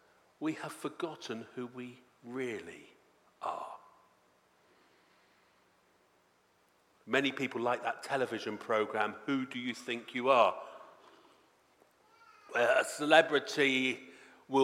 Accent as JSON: {"language": "English", "area": "Devon", "region": "South West England", "country": "United Kingdom", "tie": "born or raised there", "said": "I come from Devon"}